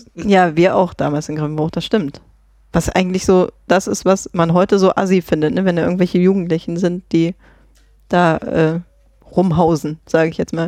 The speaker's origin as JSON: {"language": "German", "town": "Grevenbruch", "country": "Germany", "moved": "yes", "said": "ich komme ja ursprünglich aus Grevenbruch"}